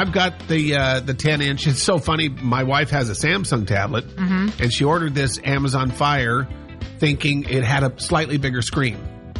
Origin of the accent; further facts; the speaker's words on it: Montana, United States; growing up in Montana